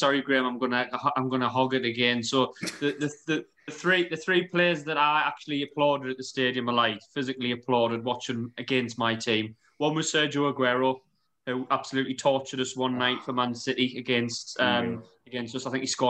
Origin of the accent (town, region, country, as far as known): England, United Kingdom